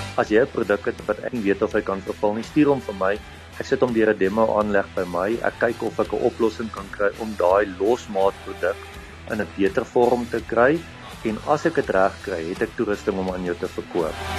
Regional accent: Adelaide, Eastern Cape, South Africa; ek het in die Oos-Kaap groot geword in 'n klein dorp met die naam van Adelaide

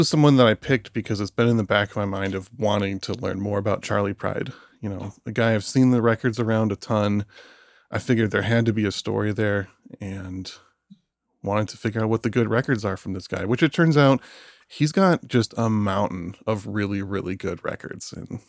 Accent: Michigan, United States; moved away; also born or lived in Philadelphia; I was born in Michigan

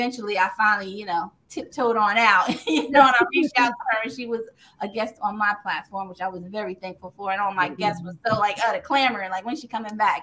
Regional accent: Cliffwood, New Jersey, United States; now in Red Bank, United States; I am from New Jersey, born and raised in Cliffwood, New Jersey, and I have now relocated to Red Bank, New Jersey

